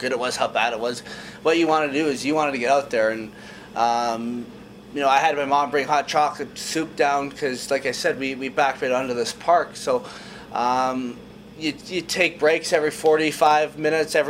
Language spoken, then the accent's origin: English; Kamloops, British Columbia, Canada; I grew up in Kamloops, we backed onto an outdoor park